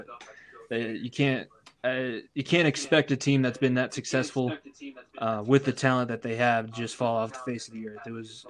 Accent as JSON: {"language": "English", "region": "Colorado", "country": "United States", "tie": "born or raised there", "said": "growing up in Colorado."}